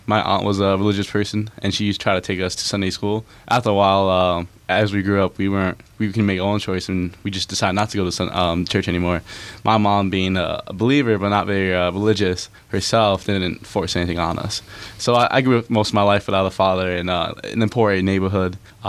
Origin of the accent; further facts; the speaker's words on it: Lakewood, New Jersey, United States; Well, I'm from Lakewood in Central Jersey.